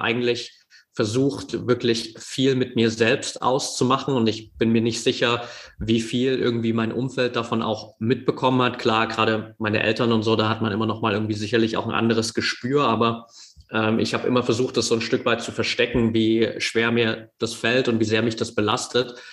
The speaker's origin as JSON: {"language": "German", "area": "near Dresden", "region": "Saxony", "country": "Germany", "tie": "born or raised there", "said": "ich bin in der Nähe von Dresden aufgewachsen"}